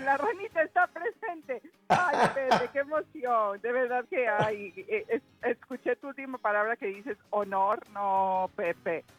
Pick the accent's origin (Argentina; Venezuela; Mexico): Mexico